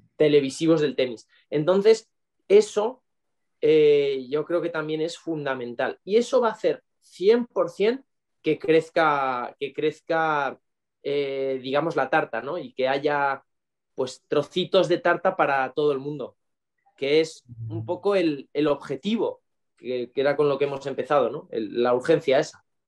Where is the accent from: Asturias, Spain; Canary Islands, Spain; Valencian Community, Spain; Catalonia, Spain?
Valencian Community, Spain; Valencia; born or raised there; also born or lived in Cuenca